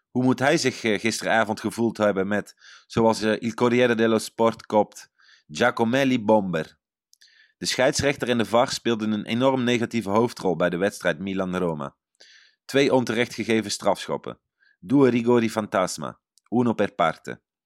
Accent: Netherlands; now in Italy

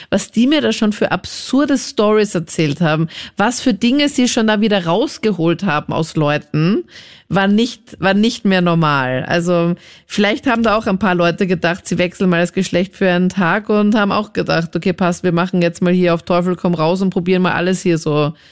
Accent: Linz, Upper Austria, Austria; now in Vienna, Austria; ich komme ja auch aus Linzen, man hört so leider nicht mehr, meine ganzen Freunde sind immer schon so, nee, man, du redest so wienerisch

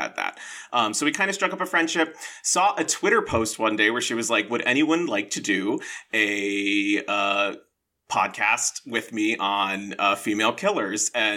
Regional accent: South Carolina, United States; I'm from South Carolina. In South Carolina, we would call them palmetto bugs

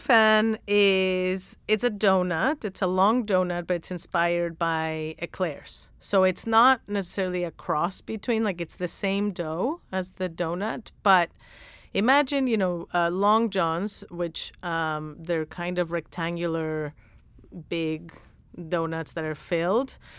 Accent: Mexico; moved away; I didn't grow up going to donut shops 'cause I'm from Mexico

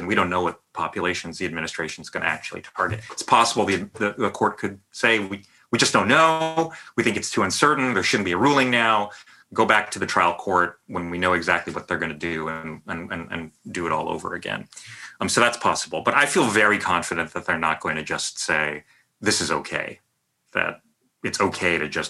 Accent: San Jose, California, United States; moved away as an adult; now in New York, United States; Having grown up in the Bay Area, I still think of myself as like a Bay Area person, even though I've been living in New York pretty much for over 20 years now

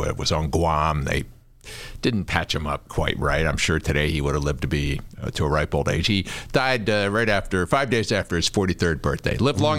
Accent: Washington, District of Columbia, United States; also born or lived in Prince George's County, Maryland; now in Chicago, United States; I grew up in Washington, D.C., over near Catholic University in Northeast D.C., and out in Prince George's County, Maryland, on 43rd Street. And I went to Holy Comforter on East Capitol Street, about 20 blocks from the U.S. Capitol.

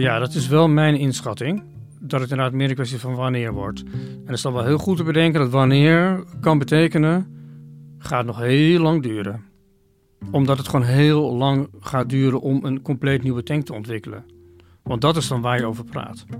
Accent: Oirschot, North Brabant, Netherlands; moved away; Ik heb in mijn kindertijd een aantal jaren in Oorschot gewoond.

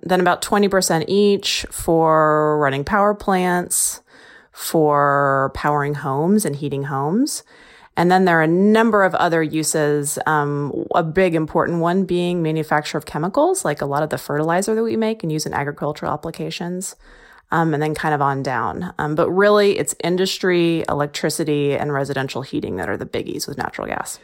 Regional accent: Texas, United States; moved away; I'm from Texas

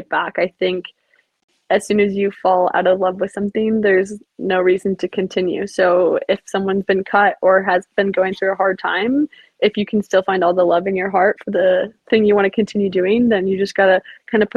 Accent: Minnesota, United States; I'm Minnesotan. That's what we do learn how to talk fast when we're young

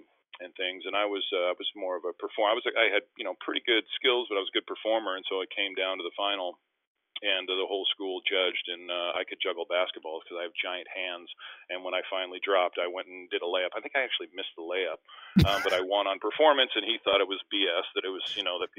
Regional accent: Winnipeg, Manitoba, Canada; moved away; also born or lived in Philadelphia / Vancouver; in Winnipeg in my hometown

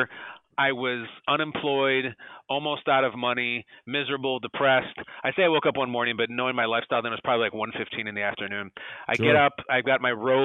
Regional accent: Chicago, Illinois, United States; moved away as an adult; also born or lived in Los Angeles; my hometown of Chicago

